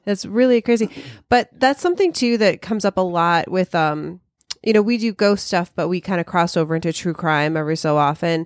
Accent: Chicago, Illinois, United States; we're all from Chicago

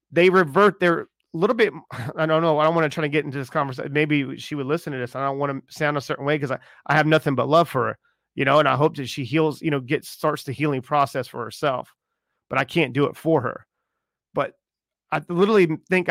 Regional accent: Charleston, South Carolina, United States; I'm from Charleston

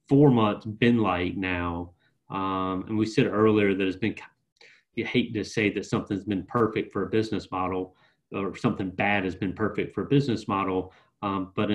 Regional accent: New Bern, North Carolina, United States; moved away; I'm originally from New Bern, North Carolina

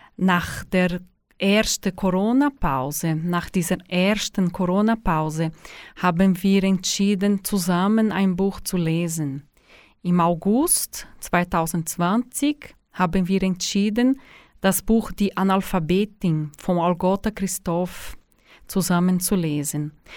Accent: São Paulo, Brazil; German is a second language; moved away as an adult; now in Suhr, Switzerland; Ich komme aus Brasilien. Ich habe ähm, in São Paulo gelebt bis vor neun Jahren.

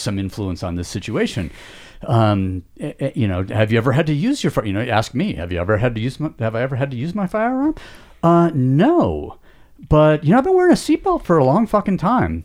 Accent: United States; we as Americans

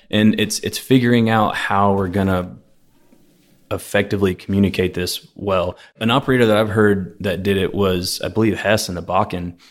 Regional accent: Houston, Texas, United States; I grew up off of Fairbanks by the horse track

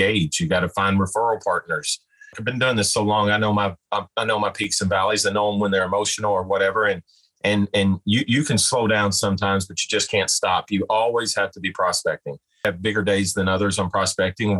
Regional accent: Owensboro, Kentucky, United States; somebody in my hometown. And at that time, I wasn't expecting to go back here

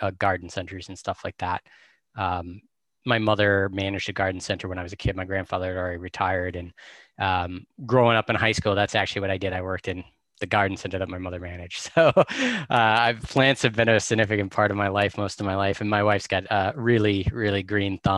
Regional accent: North Andover, Massachusetts, United States; now in New Hampshire, United States; I grew up just outside of Boston

